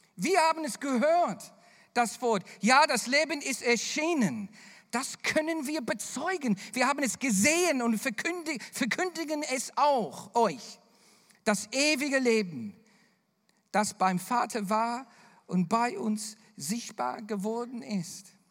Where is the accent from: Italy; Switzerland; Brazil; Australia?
Australia; accent: Bavarian; German is a second language; moved away; also born or lived in Bavaria; mein australischer Humor